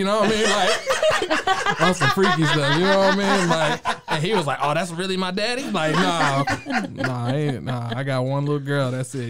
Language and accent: English; Waco, Texas, United States; also born or lived in California / Missouri / New Jersey; I grew up here in Waco, Texas, but I moved around a lot. My brother was in the military, so I spent some time living in California, Missouri. My mom's from Jersey. I grew up in Jersey also.